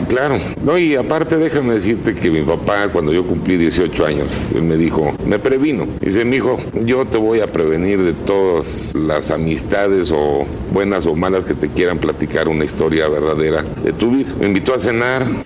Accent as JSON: {"language": "Spanish", "region": "Mexico City", "country": "Mexico", "tie": "born or raised there"}